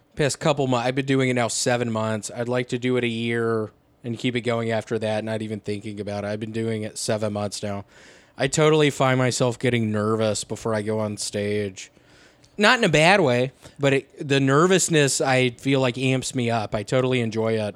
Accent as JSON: {"language": "English", "region": "the South", "country": "United States", "said": "I'm from the South"}